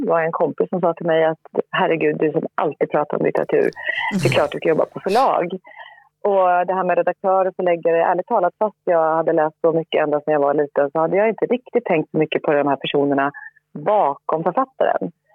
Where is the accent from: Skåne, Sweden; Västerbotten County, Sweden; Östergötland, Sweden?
Östergötland, Sweden; Linköping; moved away as an adult; also born or lived in France; jag växte upp i Linköping eh, med föräldrar som inte alls var inne i den här branschen.